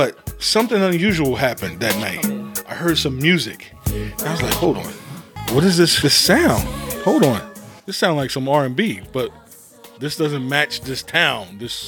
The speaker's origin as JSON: {"language": "English", "town": "Buena", "region": "New Jersey", "country": "United States", "said": "I'm from a small little town in Buena."}